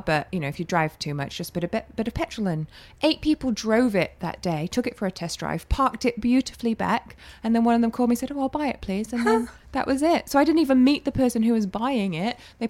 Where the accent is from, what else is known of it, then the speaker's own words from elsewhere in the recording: Hong Kong; I grew up in Hong Kong under British rule, which is great because I feel like I have two cultures that are both mine, you know, and I can speak two languages